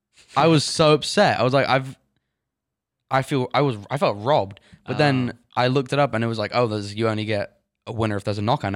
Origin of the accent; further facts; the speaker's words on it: England, United Kingdom; now in United States; I'm from England. The second day I moved to America, me and my family